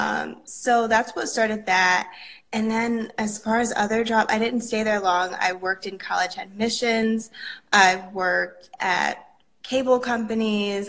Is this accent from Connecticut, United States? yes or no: yes; New Haven, Connecticut, United States; I'm from New Haven, Connecticut